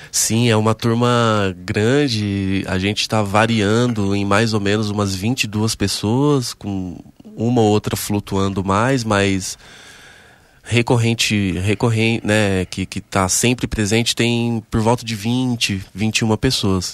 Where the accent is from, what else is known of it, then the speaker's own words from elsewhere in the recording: Mauá, São Paulo, Brazil; na cidade de Mauá, que é onde eu nasci e me criei, né? Eu sou do ABC paulista